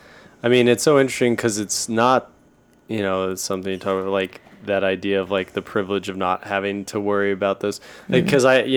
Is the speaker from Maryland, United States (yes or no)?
no; Oklahoma City, Oklahoma, United States; moved away; I grew up in Oklahoma City.